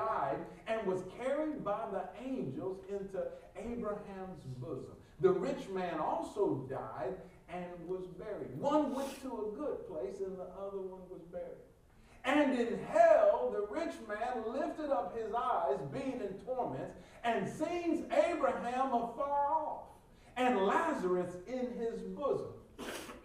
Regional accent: Detroit, Michigan, United States; I'm from the North, Detroit

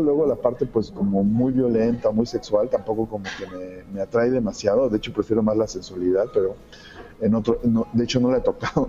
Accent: Mexico; soy de México

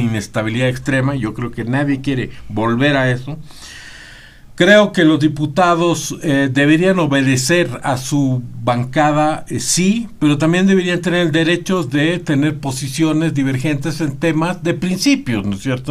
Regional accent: Bolivia; todos somos eh, eh, bolivianos

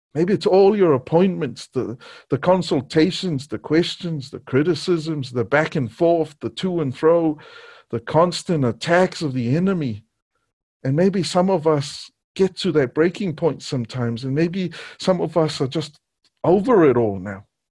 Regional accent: Niue; Growing up in Niue, the news came on once a day and there was no T V.

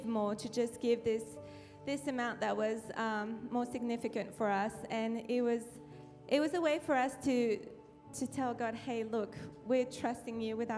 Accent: France; accent: French; moved away as an adult; now in United States; I'm French, so I come from France

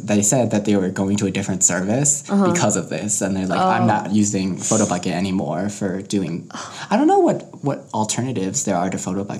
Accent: Denver, Colorado, United States; Because like we're Coloradan

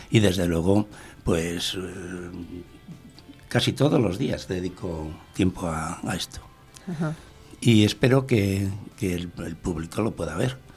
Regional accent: Bilbao, Basque Country, Spain; born there; Nací en Bilbao.

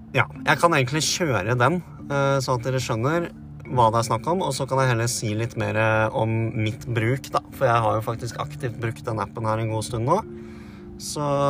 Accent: Vestfold, Norway; vi er to gutar fra Vestfold

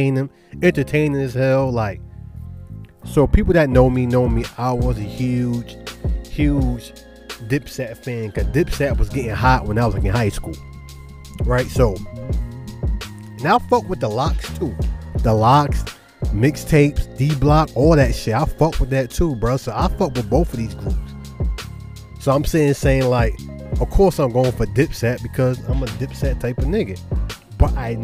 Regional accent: Charlotte, North Carolina, United States; accent: New York; also born or lived in Brooklyn, New York; Even though I was raised in Charlotte, I still got the New Yorker in me

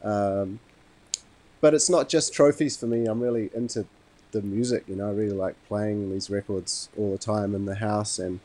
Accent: Wellington, New Zealand; also born or lived in Montreal, Canada; I was born in Montreal, Canada, but I was raised in Wellington.

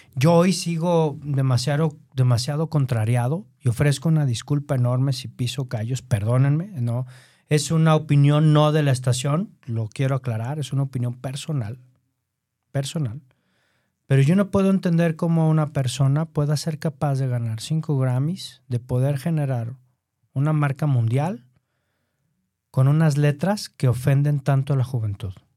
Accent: Mexico; nosotros como mexicanos

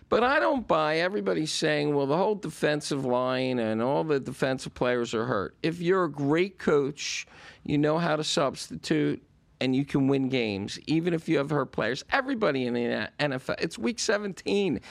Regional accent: Philadelphia, Pennsylvania, United States; now in Florida, United States; we're both from Philadelphia originally.

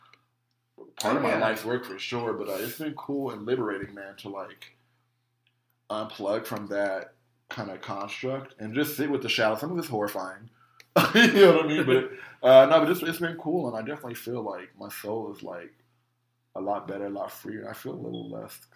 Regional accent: United States; I'm from America

